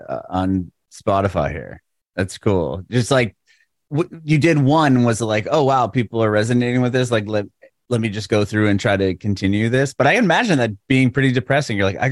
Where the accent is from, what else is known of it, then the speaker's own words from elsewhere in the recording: San Diego, California, United States; moved away as an adult; now in Tennessee, United States; I'm from San Diego, and I moved in the middle of the pandemic to Tennessee.